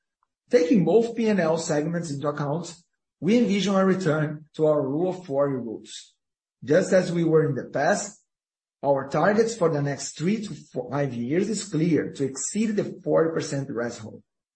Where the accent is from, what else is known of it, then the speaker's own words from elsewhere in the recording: Brazil; English is a second language; We came from Brazil, we grew up in a place with inflationary recession.